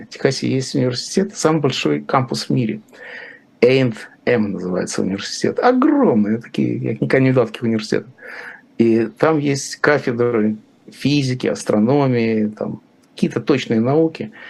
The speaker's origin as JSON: {"language": "Russian", "region": "Riga", "country": "Latvia", "said": "Там очень много русскоязычных, и очень много моих друзей, конечно, там. Я же из Риги."}